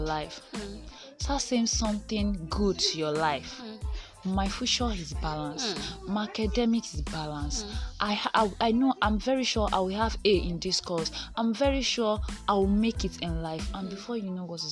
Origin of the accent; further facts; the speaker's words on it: Ondo, Nigeria; I'm born and brought up in Ondo State.